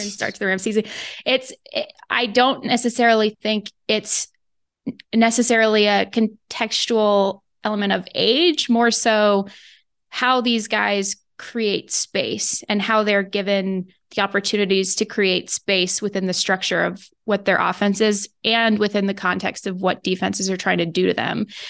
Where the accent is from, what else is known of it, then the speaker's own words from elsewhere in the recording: West Coast, United States; moved away; I grew up on the West Coast